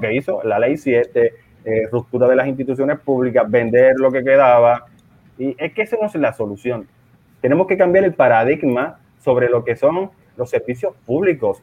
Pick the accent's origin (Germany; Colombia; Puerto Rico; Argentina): Puerto Rico; San Juan; moved away as an adult; also born or lived in Milwaukee, Wisconsin, United States; now in Madrid, Spain; Yo soy de las Falú, papi. Nacido y criado en Las Parcelas Falú